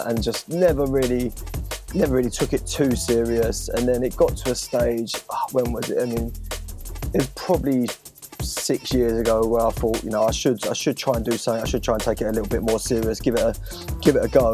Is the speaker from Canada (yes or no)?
no; Romford, London, United Kingdom; I was born in Romford, Essex